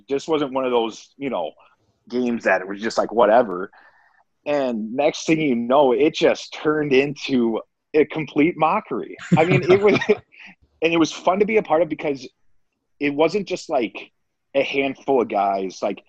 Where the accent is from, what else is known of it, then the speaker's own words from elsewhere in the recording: Minnesota, United States; I got to play it against the Wild. So playing against my hometown team, that was pretty special.